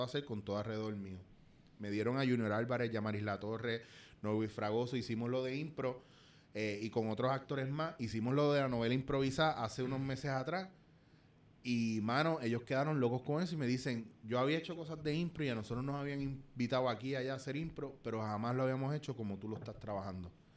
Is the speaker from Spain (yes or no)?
no; Puerto Rico; como boricua